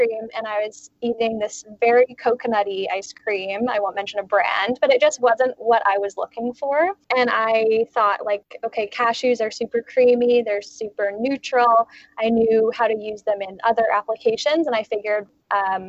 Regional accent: Halifax, Nova Scotia, Canada; now in Vancouver, Canada; I'm originally from Halifax, Nova Scotia, actually, but I've kind of been slowly moving west for school and stuff. And I ended up moving out to Vancouver for a job about 7 years ago.

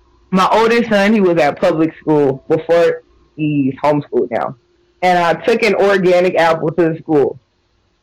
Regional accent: Atlanta, Georgia, United States; moved away as an adult; now in Michigan, United States; I grew up in Atlanta

